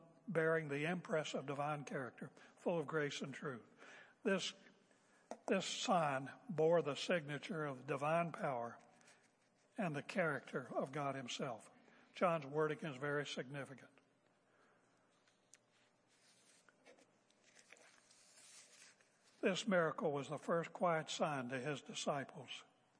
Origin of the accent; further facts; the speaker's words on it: West Virginia, United States; I'm a boy from West Virginia